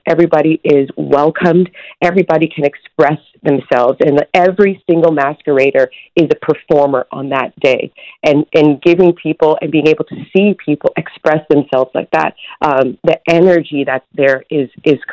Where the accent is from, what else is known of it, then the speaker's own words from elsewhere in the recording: Toronto, Ontario, Canada; born and raised in Scarborough